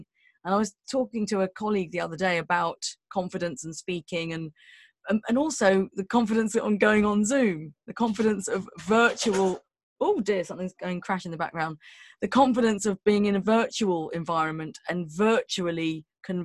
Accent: London, United Kingdom; I'm from London, so I had to pass my test in London, and, you know, like driving around West London

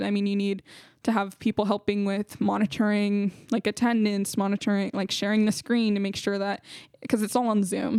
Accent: San Jose, California, United States; I'm from San Jose, California.

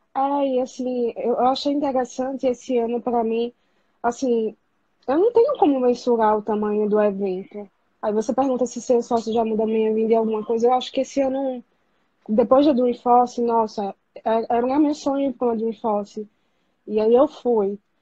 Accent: Aracaju, Sergipe, Brazil; now in Recife, Brazil; Vou voltar pra minha cidade natal, que é Aracaju

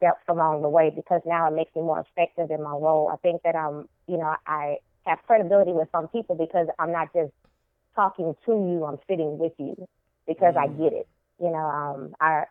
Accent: Baton Rouge, Louisiana, United States; I'm from Baton Rouge, Louisiana, born and raised from the deep South girl, country girl from my heart.

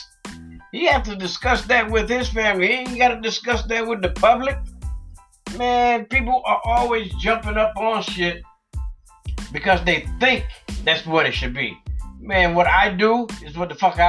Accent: United States; I'm American, but I'm black. My parents was born here. I was born here.

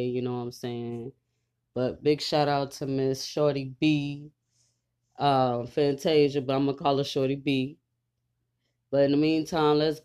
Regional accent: Texas, United States; now in Louisiana, United States; I'm also from Texas as well, even though I live in Louisiana. I rep Texas, period.

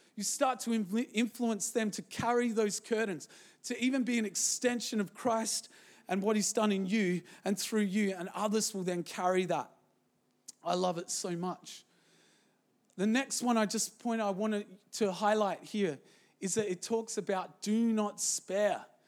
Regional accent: Zimbabwe; moved away; when I was born in Zimbabwe

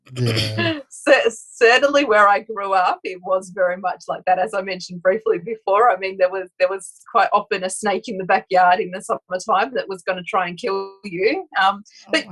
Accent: Broken Hill, New South Wales, Australia; I actually grew up in really interesting part of Australia, so very outback kind of um, a place called Broken Hill.

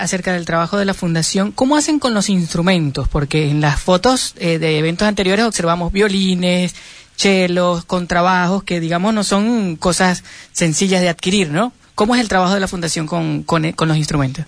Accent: Chascomús, Buenos Aires Province, Argentina; yo soy chascomunense

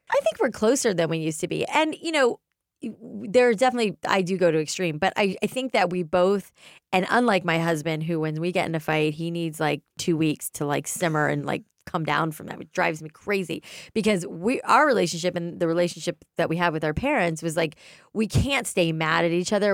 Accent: South Florida, United States; we grew up in South Florida

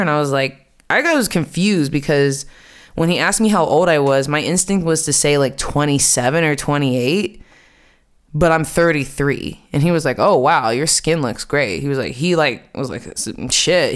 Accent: United States; moved away as an adult; also born or lived in New York City; now in Amsterdam, Netherlands; I'm from America. I'm American, and I have been living in Amsterdam for the past three years

